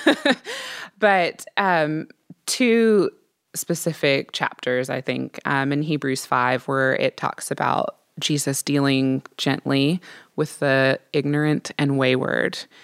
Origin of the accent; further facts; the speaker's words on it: Midwest, United States; I'm from the Midwest